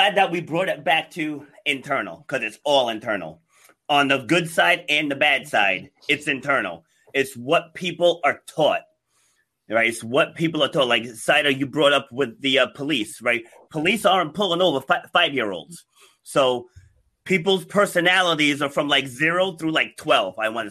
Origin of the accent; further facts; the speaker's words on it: New York City, New York, United States; now in Cranston, United States; I was born in Far Rockaway, New York